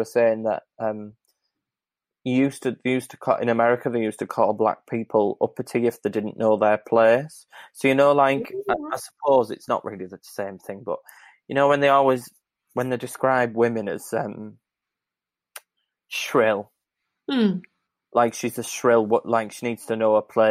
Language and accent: English; United Kingdom; as a British person